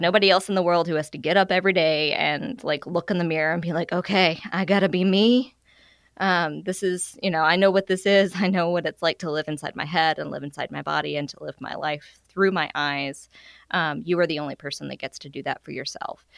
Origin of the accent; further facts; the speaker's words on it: Arkansas, United States; now in Alabama, United States; I'm originally from Arkansas